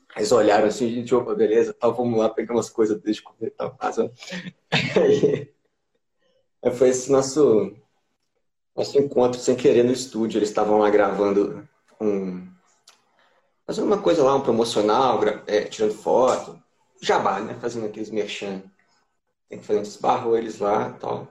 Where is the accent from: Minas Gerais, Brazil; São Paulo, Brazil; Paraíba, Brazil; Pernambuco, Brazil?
Minas Gerais, Brazil; Juiz de Fora; sou de Juiz de Fora, mais conhecido como Anexo Carioca